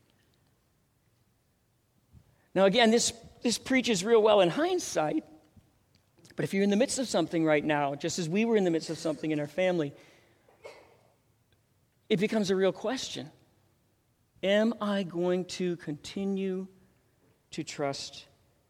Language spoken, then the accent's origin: English; Minneapolis, Minnesota, United States; now in Denver, United States; I went to Lutheran High School in Minneapolis